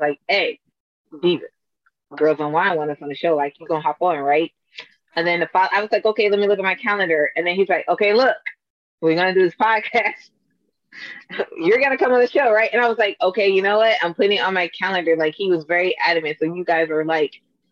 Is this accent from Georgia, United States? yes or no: yes; Atlanta, Georgia, United States; I am from Atlanta